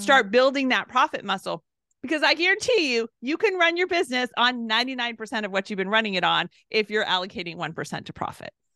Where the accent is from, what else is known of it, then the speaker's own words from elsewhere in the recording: Southern California, United States; I'm from California, Southern California, so, uh, it's where I was born and raised